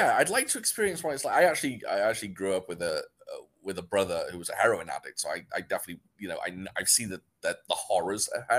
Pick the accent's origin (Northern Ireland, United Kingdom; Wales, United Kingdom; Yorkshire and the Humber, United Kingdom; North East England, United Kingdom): Wales, United Kingdom; I'm from Wales. I sound more English than I do Welsh because I'm from North Wales, which means I'm kind of like closer to England.